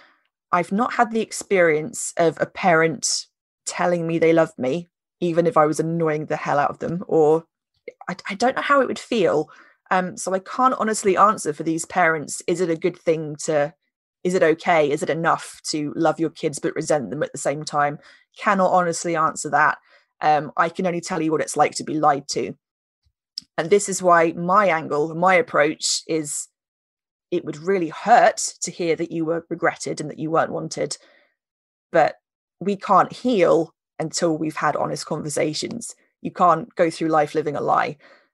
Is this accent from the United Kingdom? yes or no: yes; United Kingdom; we're British